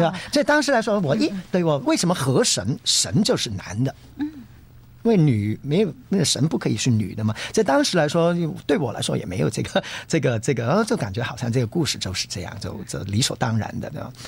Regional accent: Hong Kong; 我是一个香港人

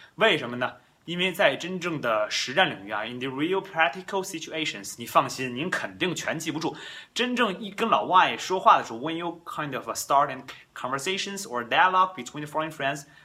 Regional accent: China; first language Chinese; we grew up in China, right? We born in China。我们生在中国，我们长在中国。

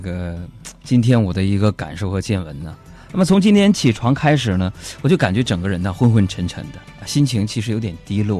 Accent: Northeast China, China; 当年我们在东北嘛，我就是一个东北人，在东北啊，东北人喜欢吃烧烤，对吧？

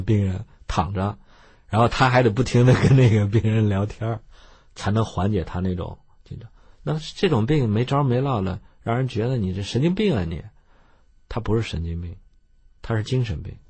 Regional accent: China; moved away as an adult; also born or lived in United States; 我们中国人

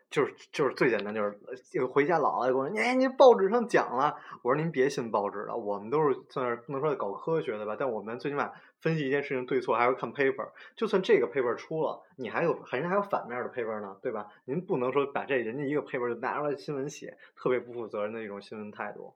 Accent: Beijing, China; accent: Beijing dialect; 我们北京话

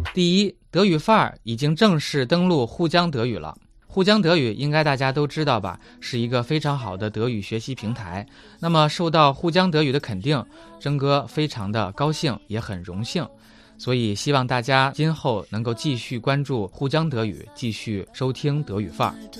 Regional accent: China; 我们中国人经常犯的错误

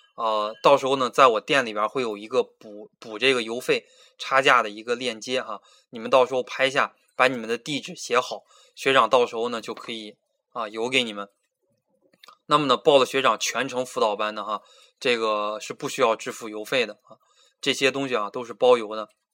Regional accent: Beijing, China; moved away as an adult; now in Changsha, China; 我来自北京，九零年生啊，今年本命年，二十四岁

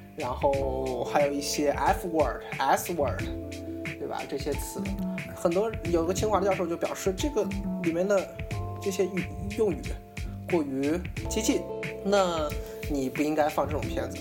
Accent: China; 作为咱们大陆人

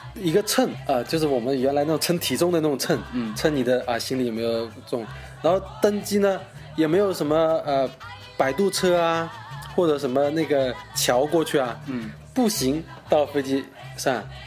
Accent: Zhejiang, China; moved away as an adult; now in Nanning, China; 我是一个浙江人，嗯。然后呢，现在在南宁工作

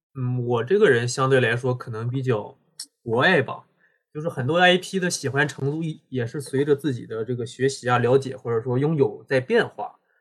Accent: Dalian, Liaoning, China; 我是大连人，现在生活在大连

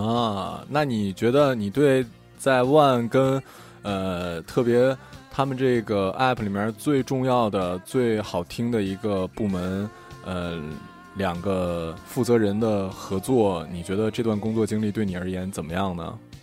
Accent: Liaoning, China; now in Zhengzhou, China; 我们辽宁省

